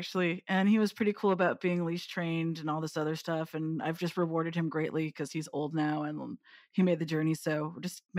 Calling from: London, United Kingdom; Beautiful, not sunny London.

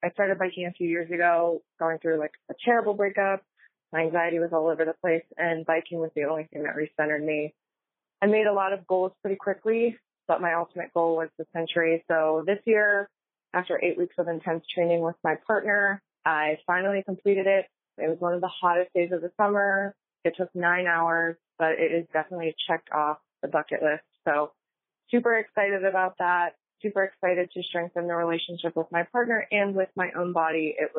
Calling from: Pittsburgh, Pennsylvania, United States; I'm calling from Pittsburgh, Pennsylvania.

